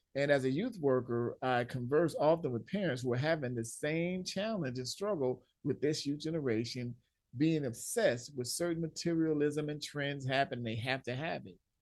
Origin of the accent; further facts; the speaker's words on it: Los Angeles, California, United States; growing up in Southern California, L A, I played ball outside too much.